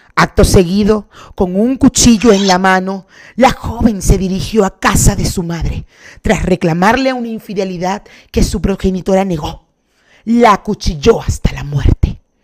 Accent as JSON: {"language": "Spanish", "town": "Cumaná", "region": "Sucre", "country": "Venezuela", "tie": "born or raised there", "said": "crecí en Cumaná"}